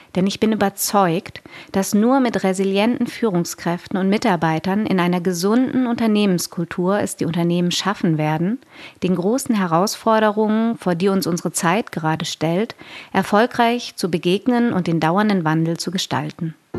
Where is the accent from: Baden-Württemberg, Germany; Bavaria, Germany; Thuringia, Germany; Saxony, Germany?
Baden-Württemberg, Germany; Konstanz; now in Berlin, Germany; Unser Firmenhauptsitz ist in meiner Geburtsstadt, im schönen Konstanz am Bodensee